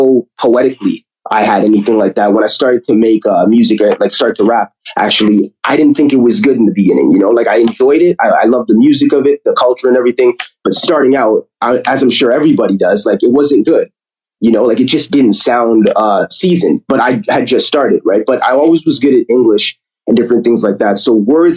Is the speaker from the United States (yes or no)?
no; Toronto, Ontario, Canada; growing up in Toronto, to be honest with you, it's really, I would say it's, you know, it's always, again, good experience, great upbringing